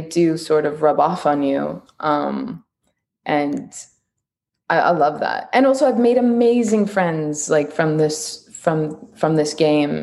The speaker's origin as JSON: {"language": "English", "country": "Canada", "said": "I'm Canadian and I work on a lot of American things."}